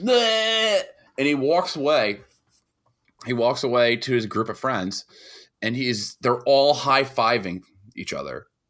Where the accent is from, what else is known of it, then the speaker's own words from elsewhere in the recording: New York, United States; being a New Yorker